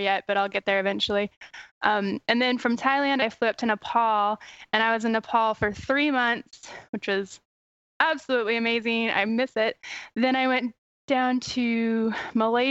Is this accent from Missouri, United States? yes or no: yes; Missouri, United States; moved away; also born or lived in New York; my home state, which is Missouri